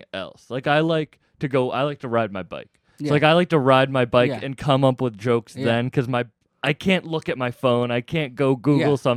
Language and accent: English; Massachusetts, United States; I'm from Mass